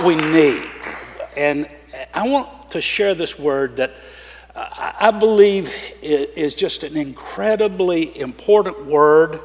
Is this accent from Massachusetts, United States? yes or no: no; Georgia, United States; now in Florida, United States; I grew up in Georgia